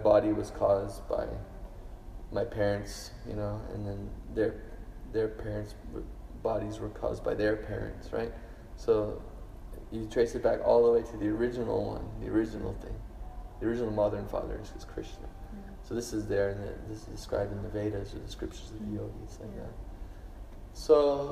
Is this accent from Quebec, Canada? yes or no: no; Toronto, Ontario, Canada; now in Brisbane, Australia; I grew up in Toronto, Canada, where the culture is ice hockey and skiing and stuff